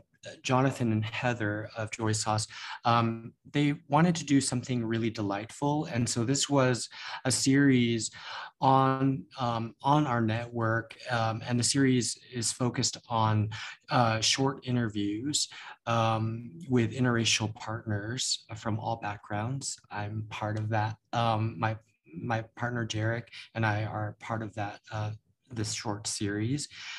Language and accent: English; United States; Because I am American, I am Asian and Filipino, and I just needed to discover that or explore that even further.